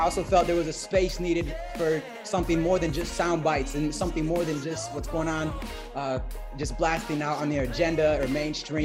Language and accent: English; Detroit, Michigan, United States; moved away as an adult; also born or lived in Arkansas; now in Portugal; since I grew up in Michigan, I was one of the only ones holding it down Filipino wise in my school